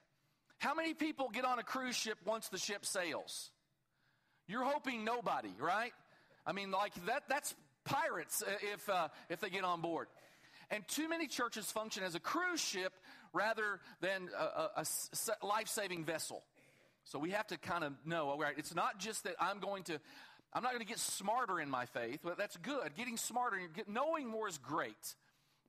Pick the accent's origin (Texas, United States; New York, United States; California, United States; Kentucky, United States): Kentucky, United States; I'm from Kentucky